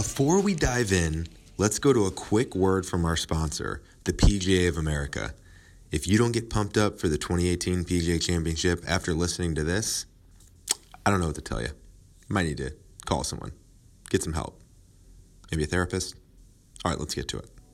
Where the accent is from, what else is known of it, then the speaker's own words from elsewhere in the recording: St. Louis, Missouri, United States; Saint Louis, uh, since it's my hometown, born and raised